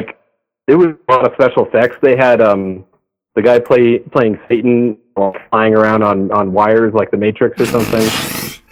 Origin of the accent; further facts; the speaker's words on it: Colorado Springs, Colorado, United States; I grew up in Colorado Springs